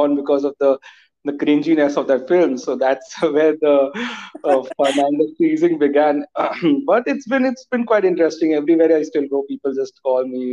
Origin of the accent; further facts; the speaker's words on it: Jamshedpur, Jharkhand, India; I'm from Jamshedpur